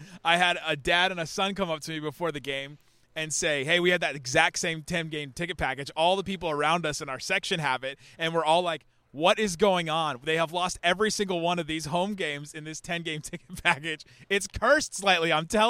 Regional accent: Ohio, United States; Maybe this is not a Texas thing, but I grew up in Ohio

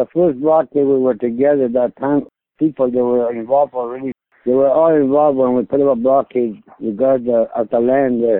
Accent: northern Saskatchewan, Canada; I've been living in this land all my life in this country. I am the spokesperson for this whole Dene region here.

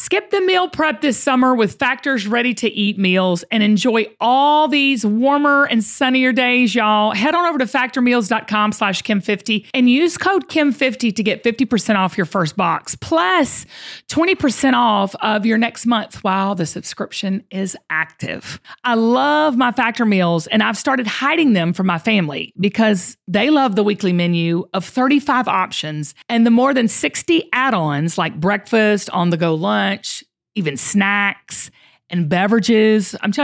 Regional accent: Georgia, United States; Okay, so you're talking to two Georgia peaches, Zach. I mean, we're both from Georgia.

